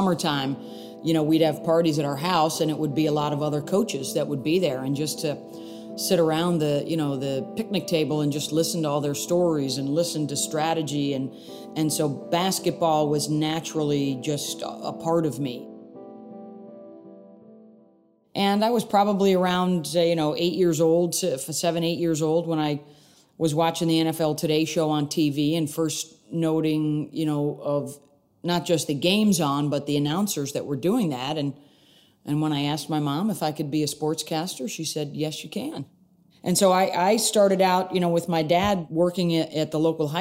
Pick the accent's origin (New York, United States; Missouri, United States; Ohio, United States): New York, United States; Syracuse; I grew up in Syracuse, New York